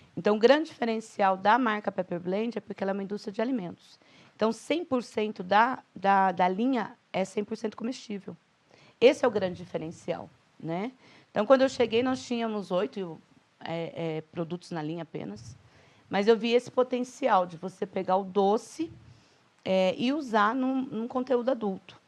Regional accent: Itatiba, São Paulo, Brazil; moved away as an adult; also born or lived in Valinhos; now in Campinas, Brazil; Eu sou um pouquinho mais interior, eu sou de Itatiba

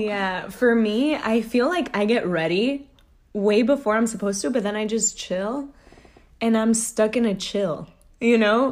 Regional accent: Texas, United States; now in New York, United States; I'm from Texas

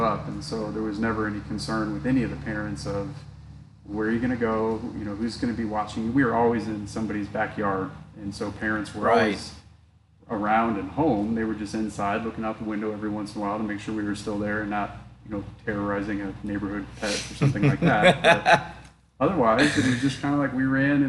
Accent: St. Louis, Missouri, United States; moved away as an adult; also born or lived in Dallas, Texas; Born and raised in St. Louis, Missouri

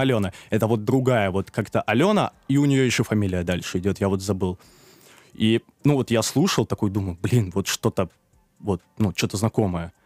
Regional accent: Moscow, Russia; also born or lived in Kazakhstan; я как бы родился в двухтысячном, и в две тысячи втором я уехал в Москву

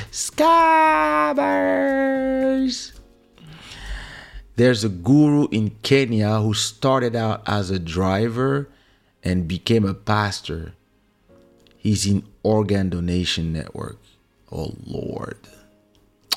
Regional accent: Paris, Île-de-France, France; English is a second language; when we grew up in Paris

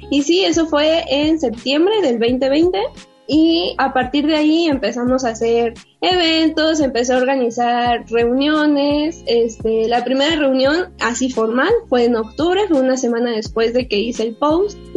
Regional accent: San Pedro Tesistán, Jalisco, Mexico; Es un pueblo muy pequeño, eh, alrededor somos mil habitantes, pero parece que son menos, la verdad.

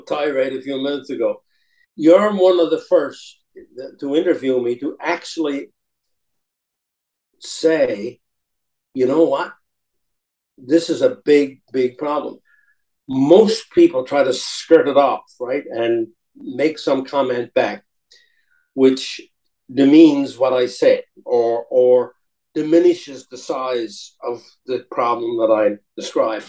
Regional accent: Newfoundland and Labrador, Canada; I was 7 years old, by the way, when I became a Canadian. We joined Canada in 1949. I was born in 1942. I wasn't born a Canadian

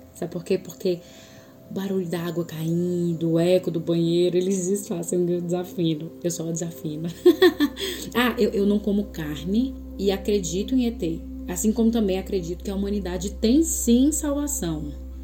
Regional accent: Fortaleza, Ceará, Brazil; sou natural de Fortaleza, Ceará

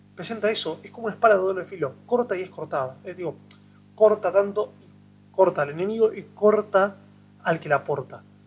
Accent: Argentina

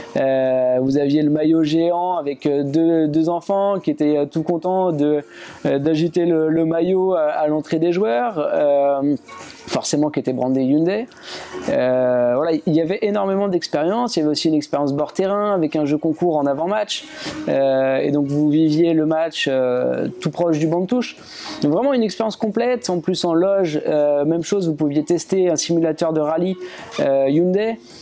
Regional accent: France; chez nous en France

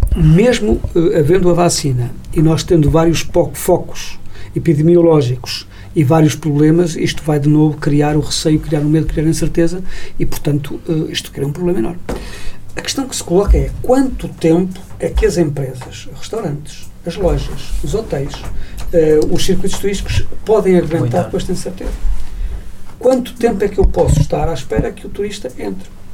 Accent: Portugal; como português

